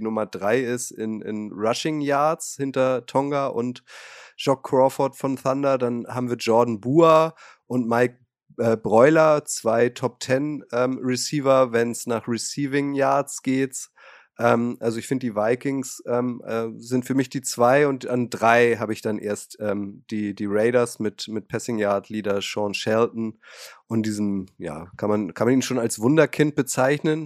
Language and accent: German; Hamburg, Germany; als Hamburger